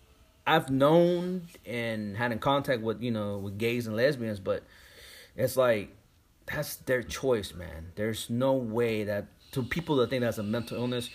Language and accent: English; Bay Area, California, United States; now in Houston, United States; We're from the Bay Area.